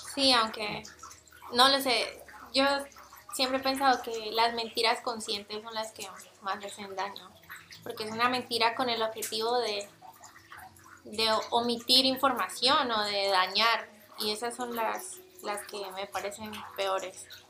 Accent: Fusagasugá, Cundinamarca, Colombia; moved away as an adult; now in Mexico; Vengo del municipio de Fusagasugá, en Colombia

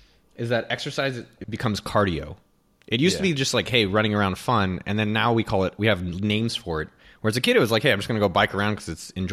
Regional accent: California, United States; I'm from the Bay Area, so we say hella.

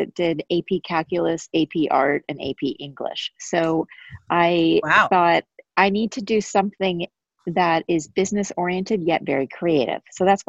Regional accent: Dallas, Texas, United States; I'm from Dallas, Texas, where I actually currently am at the moment.

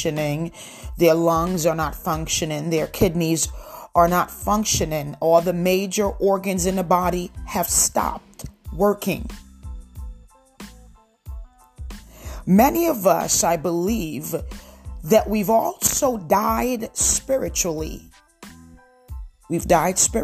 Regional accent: Lakewood, New Jersey, United States; moved away; my hometown, which is Lakewood, New Jersey

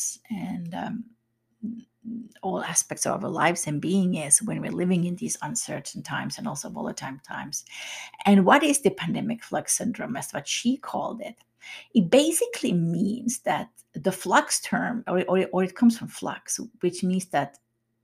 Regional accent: Finland; I'm from Finland myself

